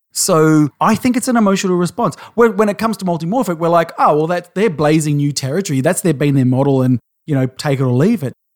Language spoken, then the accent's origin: English; Australia